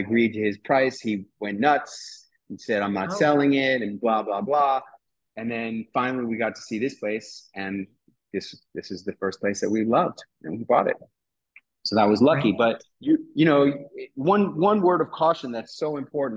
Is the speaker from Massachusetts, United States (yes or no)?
no; New York City, New York, United States; moved away as an adult; now in Acapulco, Mexico; I'm a native New Yorker. I grew up in New York City in Midtown Manhattan.